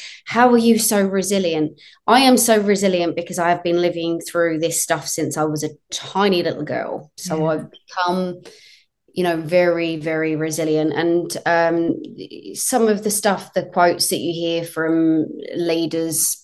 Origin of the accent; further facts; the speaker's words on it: United Kingdom; moved away; I'm from the UK originally